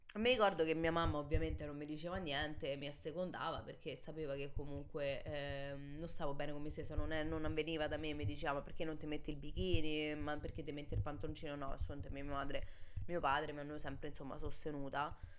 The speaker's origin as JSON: {"language": "Italian", "country": "Italy", "tie": "born or raised there", "said": "che siamo purtroppo nate e cresciute in Italia"}